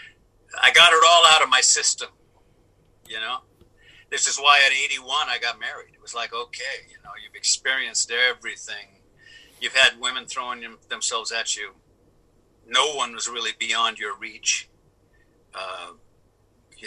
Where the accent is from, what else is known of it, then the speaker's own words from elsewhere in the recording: Avalon, California, United States; moved away; also born or lived in Hollywood; a few friends that I grew up with in Catalina